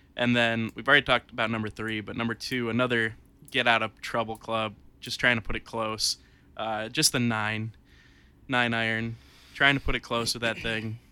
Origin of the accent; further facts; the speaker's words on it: Warsaw, United States; my hometown